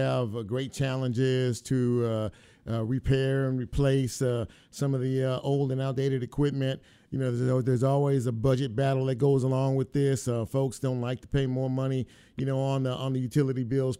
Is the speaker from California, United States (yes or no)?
yes; Los Angeles, California, United States; now in Memphis, United States; I'm not from this part of the country. I'm from the West Coast, Los Angeles